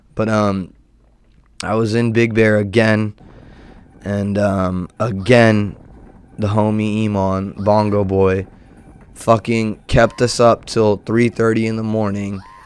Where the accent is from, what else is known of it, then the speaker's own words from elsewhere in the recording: Southern California, United States; born and raised in SoCal and California native